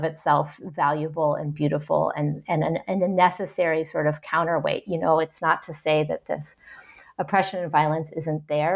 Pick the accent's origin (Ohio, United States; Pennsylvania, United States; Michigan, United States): Ohio, United States; also born or lived in New York / Kolkata, India; now in Great Barrington, United States; I'm American, I'm white, I'm from Ohio